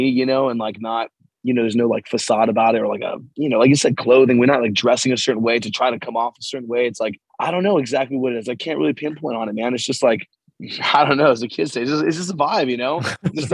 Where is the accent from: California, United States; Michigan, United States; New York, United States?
California, United States; Los Angeles; moved away as an adult; now in Santa Cruz, United States; I'm born and raised in San Pedro, California, which is like a neighborhood in LA. And I left when I was 18 to go to Santa Cruz for college